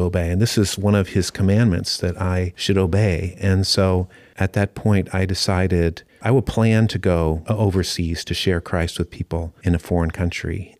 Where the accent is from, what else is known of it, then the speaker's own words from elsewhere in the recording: United States; moved away as an adult; also born or lived in Osaka, Japan; now in Japan; I grew up here at Calvary Church